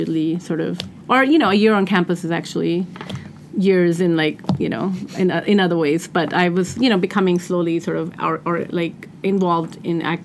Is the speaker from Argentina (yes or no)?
no; Pakistan; now in United States; I grew up in Pakistan